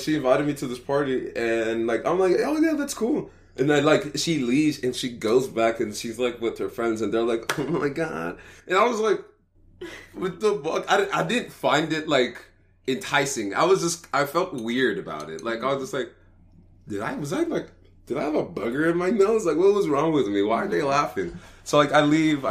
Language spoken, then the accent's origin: English; Dallas, Texas, United States; back in my hometown in Dallas